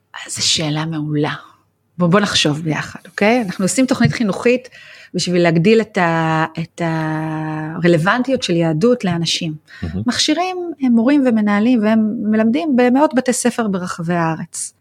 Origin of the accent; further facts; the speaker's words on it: Israel; moved away; אני באה מקיבוץ היפר חילוני